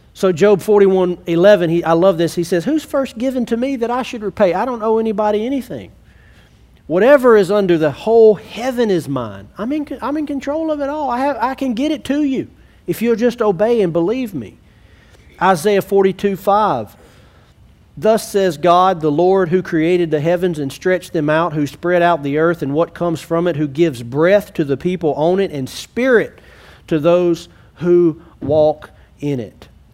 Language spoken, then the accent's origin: English; Alexandria, United States; I grew up in Alexandria, but I'm not in Alexandria because I love Alexandria